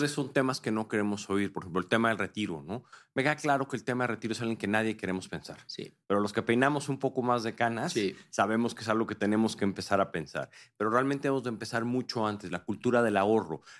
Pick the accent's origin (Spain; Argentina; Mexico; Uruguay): Mexico; yo como mexicano y como profesional de inversión